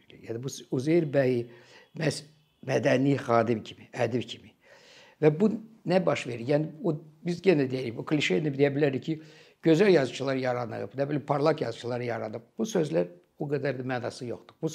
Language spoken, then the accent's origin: Azerbaijani; Azerbaijan